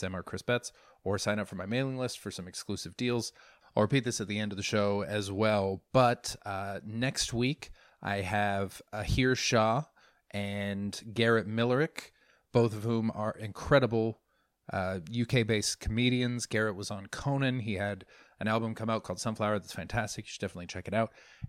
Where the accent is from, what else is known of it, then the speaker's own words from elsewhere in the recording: Canada; I'm Canadian, by the way. Don't hate. If there are any Americans on here, I love you.